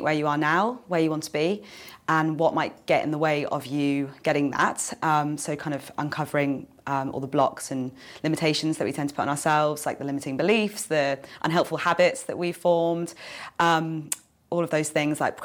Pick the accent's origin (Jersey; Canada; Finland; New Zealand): Jersey; also born or lived in London; I'm from Jersey